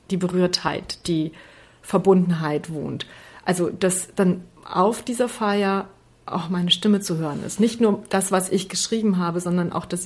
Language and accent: German; Transylvania, Romania; born there; Ich bin ja in Siebenbürgen geboren